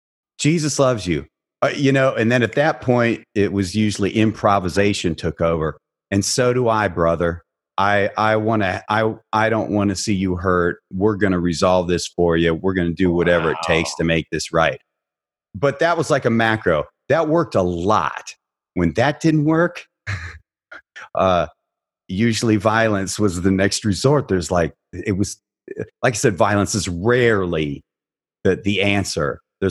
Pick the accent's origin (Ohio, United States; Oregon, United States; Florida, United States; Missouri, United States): Ohio, United States; Barberton; The culture where I was working in Dayton, Ohio was different than the culture I grew up in Northeastern Ohio in Barberton.